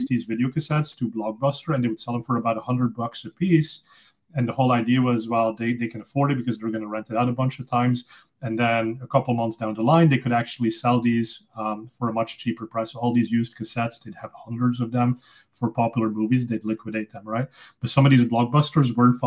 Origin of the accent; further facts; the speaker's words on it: Flanders, Belgium; first language Dutch; English is a second language; moved away; also born or lived in Silicon Valley; I'm originally from Belgium, so I speak Dutch. That's my native language.